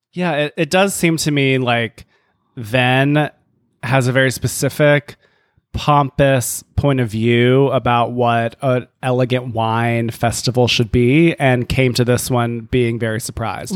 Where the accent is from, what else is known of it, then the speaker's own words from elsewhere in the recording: the South, United States; moved away; born and raised in the South